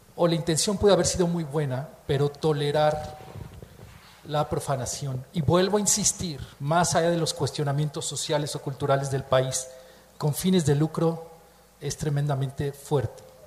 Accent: Mexico; Se siente uno como mexicano, como miembro de una comunidad cultural

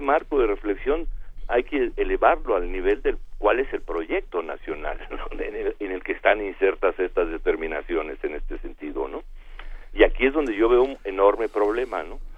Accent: Mexico

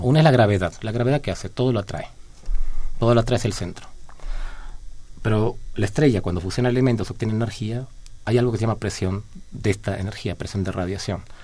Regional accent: Argentina; now in Mexico; no soy de México, mi país original es de Argentina

